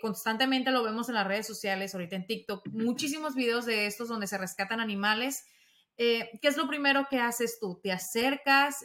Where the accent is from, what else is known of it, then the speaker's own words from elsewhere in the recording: Mexico; Yo como mexicana